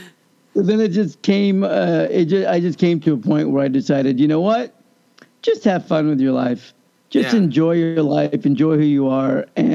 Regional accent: Kansas, United States; we grew up in Kansas

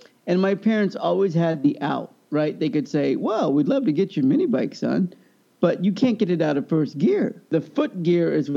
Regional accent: Kansas, United States; growing up in Kansas

